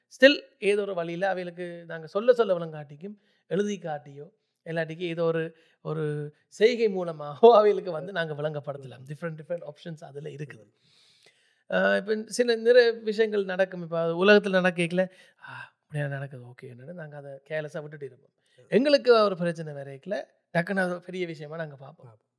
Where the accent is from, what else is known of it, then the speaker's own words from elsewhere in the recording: Germany; moved away; ஜெர்மனியில் தான் நான் பிறந்து வளர்ந்தது